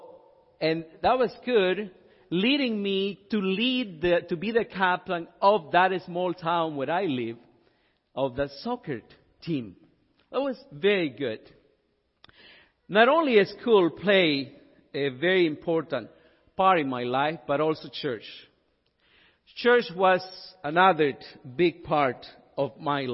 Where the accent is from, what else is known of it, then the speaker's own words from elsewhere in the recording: El Salvador; moved away; I'm from El Salvador.